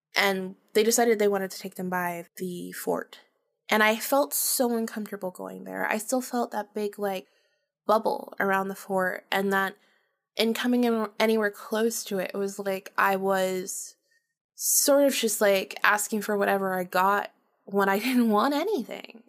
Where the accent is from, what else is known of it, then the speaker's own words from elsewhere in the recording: Jacksonville, Florida, United States; also born or lived in St. Augustine, Florida; I was born and raised in Florida, North Florida, uh, Jacksonville, and then Saint Augustine.